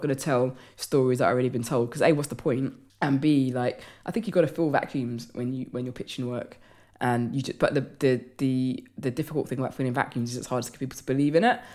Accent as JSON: {"language": "English", "region": "London", "country": "United Kingdom", "said": "I'm from London"}